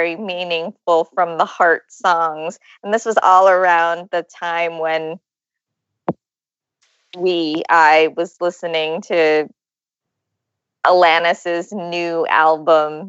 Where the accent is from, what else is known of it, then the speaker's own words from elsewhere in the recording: Ventura County, California, United States; I'm from Ventura County.